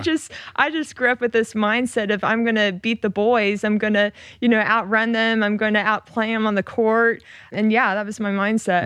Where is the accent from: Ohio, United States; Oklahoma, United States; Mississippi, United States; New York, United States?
Oklahoma, United States; moved away as an adult; I grew up in Oklahoma